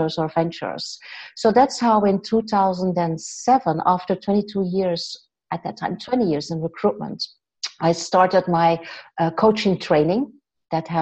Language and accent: English; West Flanders, Belgium; also born or lived in Ghent area, Belgium / Andalusia, Spain; now in Ghent, Belgium; I'm Belgian. I'm from West Flanders, this tiny little town